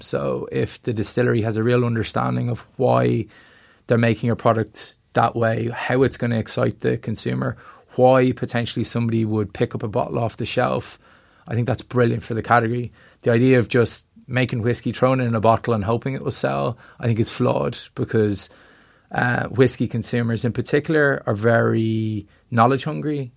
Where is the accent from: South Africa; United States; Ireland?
Ireland; we're from Ireland